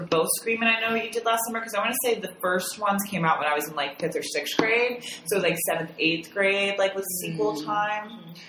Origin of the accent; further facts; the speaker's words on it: New Jersey, United States; also born or lived in Memphis, Tennessee; I moved to Jersey right before seventh grade, so at first was a little weird because I was like the new kid and I had a southern accent since I moved up from Memphis, but I learned to drop it really quickly